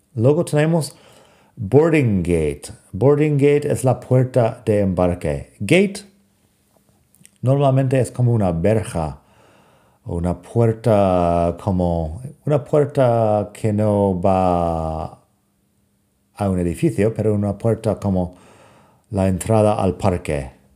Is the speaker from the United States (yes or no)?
yes; United States; accent: American; Spanish is a second language; moved away; also born or lived in Europe; mi acento americano